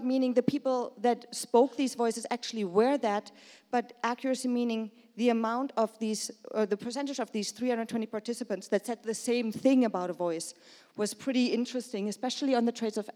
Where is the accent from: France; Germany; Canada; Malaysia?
Germany; moved away as an adult; also born or lived in Brooklyn; I'm from Germany, but I work over there